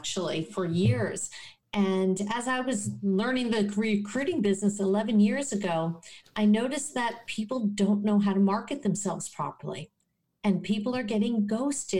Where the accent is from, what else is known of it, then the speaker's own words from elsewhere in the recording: New Jersey in the New York City area, United States; also born or lived in Rochester, New York / Syracuse, New York; now in South Florida, United States; I am from New Jersey in the New York City area